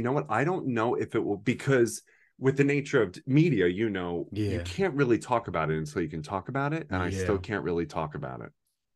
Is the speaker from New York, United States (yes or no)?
yes; New York, United States; I'm from New York. So all I know is like international languages and cultures and all this.